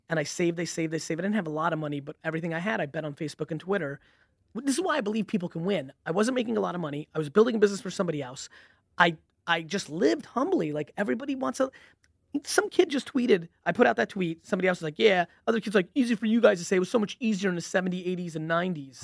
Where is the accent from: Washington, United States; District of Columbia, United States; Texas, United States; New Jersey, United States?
New Jersey, United States; Edison; also born or lived in Belarus / Queens, New York; where I grew up was Edison, New Jersey